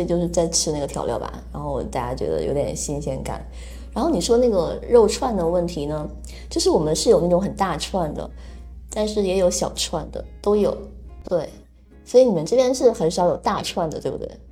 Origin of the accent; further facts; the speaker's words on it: Northeast China, China; moved away as an adult; now in Taiwan; 我也是一个东北人